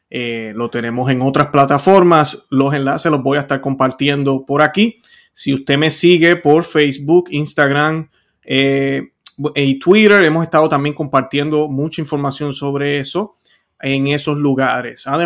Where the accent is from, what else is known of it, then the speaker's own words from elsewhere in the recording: Puerto Rico; voy a hablar de Puerto Rico hoy eh, y yo soy puertorriqueño para los que no lo saben.